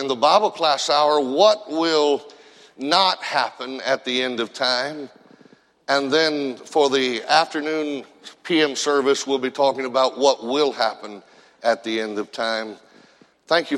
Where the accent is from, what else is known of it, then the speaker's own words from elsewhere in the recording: Indiana, United States; I grew up in Indiana